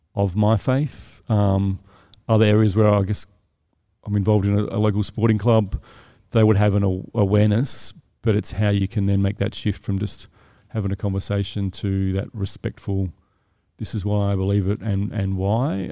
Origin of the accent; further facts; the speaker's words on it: South Australia, Australia; moved away as an adult; now in Sydney, Australia; I'm from South Australia, so I moved here